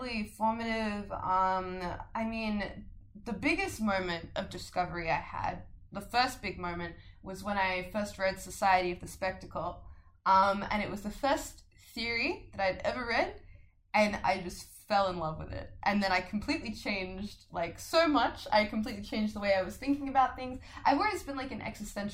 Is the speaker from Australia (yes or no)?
yes; Adelaide, South Australia, Australia; moved away as an adult; that's absolutely how I did see Adelaide before I left, you know? And now that I'm back